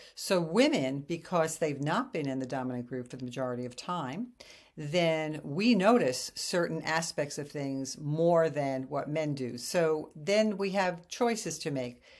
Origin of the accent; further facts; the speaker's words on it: New York City, New York, United States; moved away as an adult; also born or lived in Japan; I come from New York City, and so I'm this brazen, tough, independent New York woman